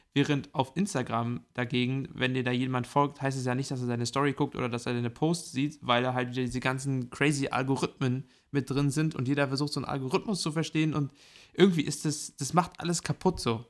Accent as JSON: {"language": "German", "region": "Mecklenburg-Vorpommern", "country": "Germany", "moved": "yes", "lives_now": "South Africa", "said": "bei uns in MacPom"}